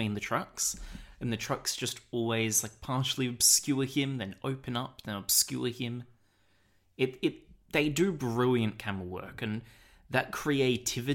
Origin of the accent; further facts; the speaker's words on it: Australia; we're Australian